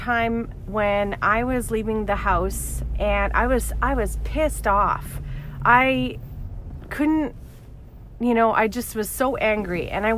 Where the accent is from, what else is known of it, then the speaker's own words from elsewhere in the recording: Alberta, Canada; now in Toronto, Canada; So I just recently moved to Ontario and Toronto specifically, and I came from Alberta